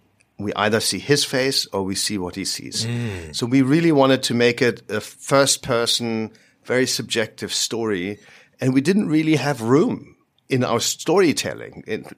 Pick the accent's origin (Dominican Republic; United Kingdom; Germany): Germany; Berlin; he's from London, I'm from Berlin.